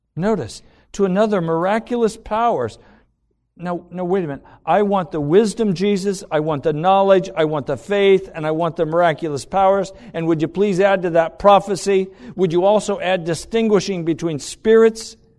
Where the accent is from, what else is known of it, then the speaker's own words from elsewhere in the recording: United States; everything I've been taught as an American